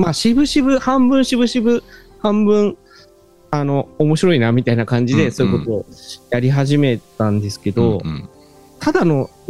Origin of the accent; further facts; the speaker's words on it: Tokyo, Japan; moved away as an adult; 生まれ育った東京とかとは違うところに住んでて